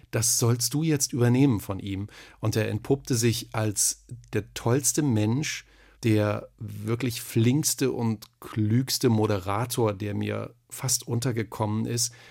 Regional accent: Thuringia, Germany; accent: Thuringian; Also ich hatte einen ganz schlimmen Dialekt natürlich. Ich bin Thüringer und da sind alle, alle Vokale sind da so ganz weit hinten.

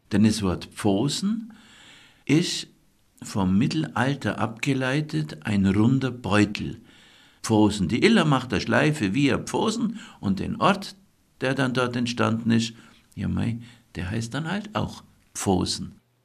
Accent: Allgäu, Germany; bei uns im Allgäu

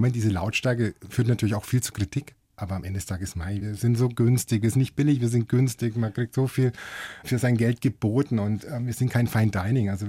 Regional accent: Hof, Bavaria, Germany; du weißt ja, ich komme aus Hof. Und wenn du aus Hof, wenn du weggehst, dann fährst du nicht nach München, dann fährst du nach Nürnberg.

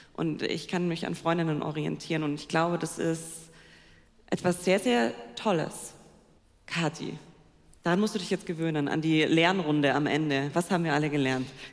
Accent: Allgäu, Bavaria, Germany; ich komme ja aus dem Allgäu

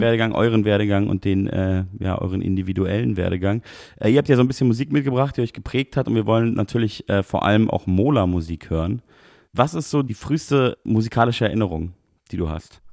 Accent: Munich, Bavaria, Germany; die ja auch meine Heimatstadt ist.

